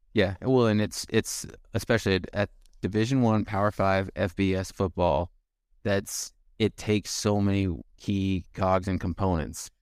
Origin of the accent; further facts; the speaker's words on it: County 42, Nebraska, United States; I'm from forty-two County